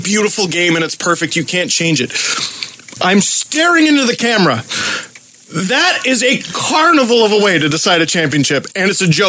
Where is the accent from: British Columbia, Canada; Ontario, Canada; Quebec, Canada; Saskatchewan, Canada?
Ontario, Canada; Toronto; we're all from Toronto.